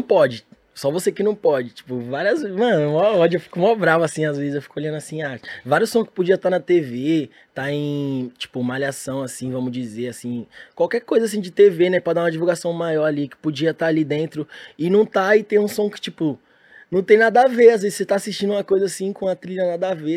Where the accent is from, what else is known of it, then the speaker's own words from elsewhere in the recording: São Paulo, Brazil; eu sou de São Paulo